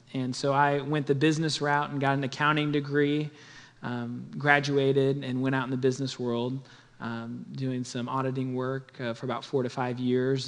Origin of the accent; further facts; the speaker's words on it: Olathe, Kansas, United States; I grew up in the Wesleyan Church uh, in Olathe, Kansas